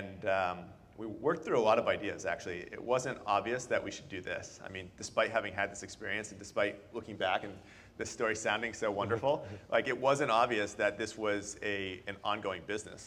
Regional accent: Boston, Massachusetts, United States; moved away as an adult; now in San Francisco, United States; I'm originally from Boston, and I moved out here to work

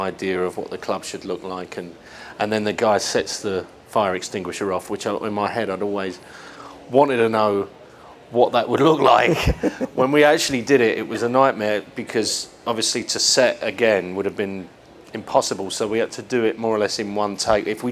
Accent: London, United Kingdom; we're both from London and our families run pubs and nightclubs in the East End

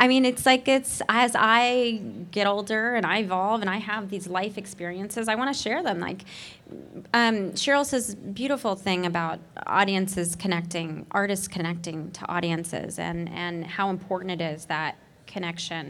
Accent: Nashville, Tennessee, United States; I grew up in Nashville, Tennessee, with parents who were a doctor and a nurse

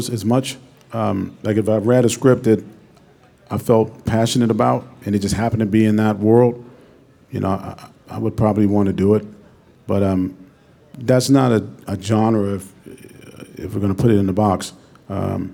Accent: Pittsburgh, Pennsylvania, United States; moved away; also born or lived in West Virginia / New York; I went to school in West Virginia. I'm from Pittsburgh, Pennsylvania. I moved to New York

